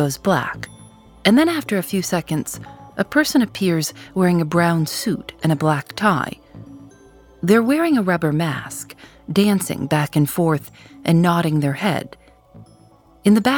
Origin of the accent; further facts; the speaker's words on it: Chicago, Illinois, United States; I'm from Chicago